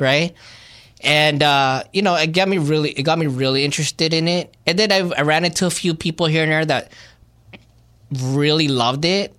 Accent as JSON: {"language": "English", "town": "Glendale", "region": "California", "country": "United States", "tie": "born or raised there", "also_born_or_lived": "Philippines"}